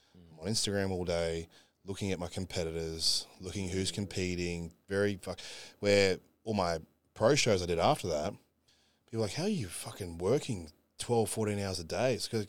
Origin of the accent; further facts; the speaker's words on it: Australia; Unfortunately, we got to travel being Aussie, you know.